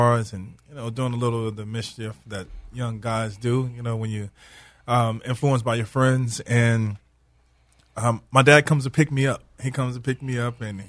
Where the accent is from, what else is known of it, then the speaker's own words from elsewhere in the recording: Houston, Texas, United States; moved away; also born or lived in Hattiesburg, Mississippi / New Orleans, Louisiana; I grew up in Houston, Texas, but I lived in Mississippi, Hattiesburg, Mississippi, New Orleans, Louisiana